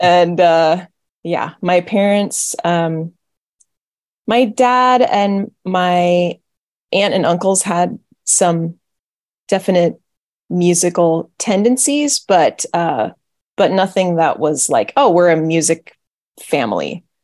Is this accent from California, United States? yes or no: yes; an hour north of Fresno, San Joaquin Valley, Central California, United States; I was born and raised in Central California, uh, kind of just in the middle of the state, in the middle of nowhere